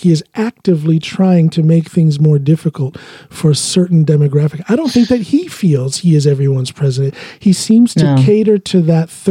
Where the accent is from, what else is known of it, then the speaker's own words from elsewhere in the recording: United States; now in Norway; I identify very much as an American